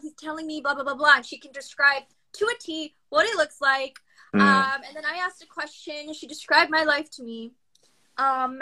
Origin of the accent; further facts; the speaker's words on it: United States; also born or lived in Pakistan; I grew up in America. I moved when I was a baby to the United States.